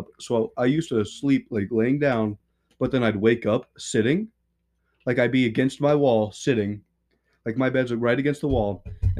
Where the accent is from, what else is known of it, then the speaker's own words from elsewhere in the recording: Montana, United States; No, I was born here in the United States. I was born here in Montana.